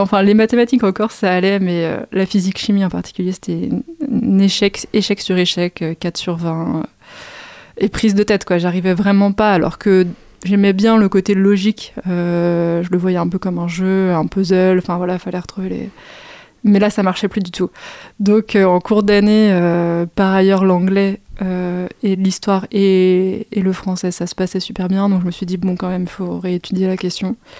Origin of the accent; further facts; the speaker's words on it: Fontenay-sous-Bois, Île-de-France, France; also born or lived in Saint-Maurice; j'ai grandi à Fontenay-sous-Bois, donc commune aussi du, du 94